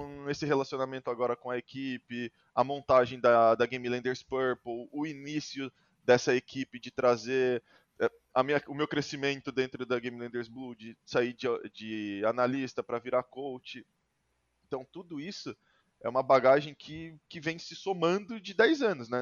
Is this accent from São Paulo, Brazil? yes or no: yes; Sorocaba, São Paulo, Brazil; a minha cidade, que eu sou de Sorocaba